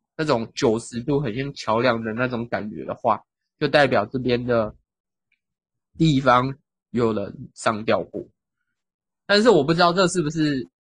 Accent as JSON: {"language": "Chinese", "region": "southern Taiwan", "country": "Taiwan", "said": "虽然我们都是南部人"}